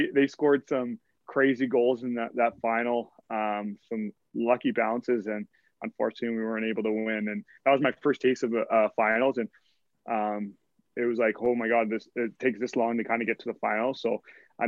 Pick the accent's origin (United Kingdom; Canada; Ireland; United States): Canada; Kitchener, Ontario; I grew up in Kitchener